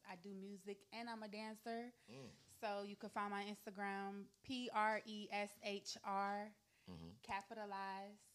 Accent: Greensboro, North Carolina, United States; moved away; I'm from Greensboro, North Carolina.

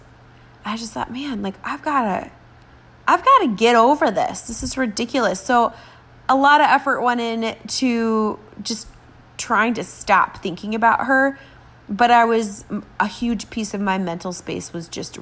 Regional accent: Minnesota, United States; I'm Scandinavian, you know, I'm like from Minnesota

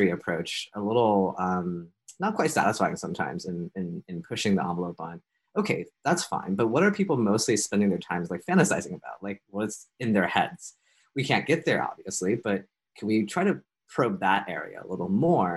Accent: United States; moved away as an adult; now in Toronto, Canada; I'm American, living in Canada

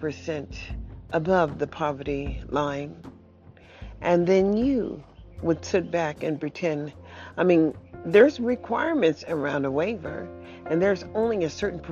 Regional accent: United States; And we have to understand, as perhaps as American people, maybe we don't know enough about public education

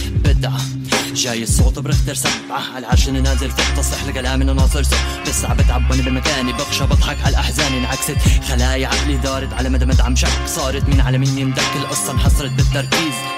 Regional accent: Syria; moved away as an adult; now in Istanbul, Turkey; من من سوريا أنا كنا جروب نغني راب

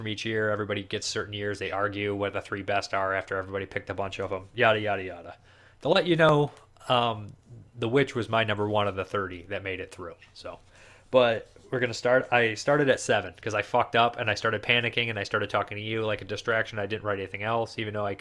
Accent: Toledo, Ohio, United States; I'm from Toledo, like an hour away from Detroit, so I've grown up with that type of weather

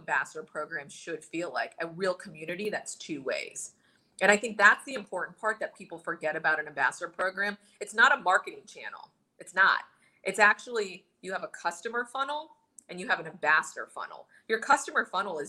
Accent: New Smithville, Pennsylvania, United States; I'm an Indian girl that grew up in New Smithville, Pennsylvania with one Indian family

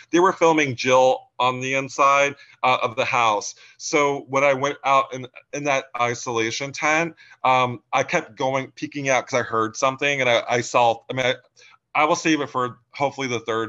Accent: Pensacola, Florida, United States; now in New England, United States; so I grew up my dad was in the Navy, so I grew up in Florida, Pensacola, Florida. I moved here in the 90s

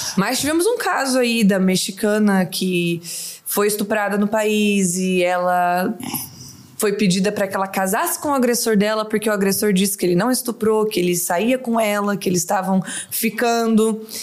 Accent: Itanabi, São Paulo, Brazil; moved away as an adult; also born or lived in São José do Rio Preto; now in Doha, Qatar; Eu sou de Itanabi.

